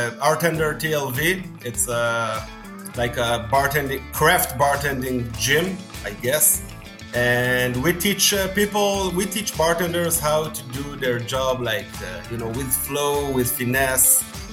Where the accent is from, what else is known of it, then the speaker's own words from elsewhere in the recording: Tel Aviv, Tel Aviv District, Israel; English is a second language; So, and I'm from Tel Aviv and Israel, and yeah, that's it.